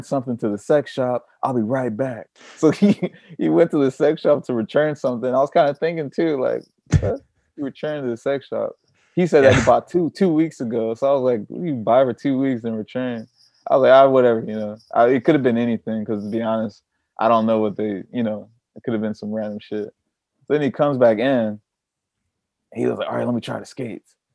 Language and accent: English; Long Beach, California, United States; moved away as an adult; now in Copenhagen, Denmark; We're both from Long Beach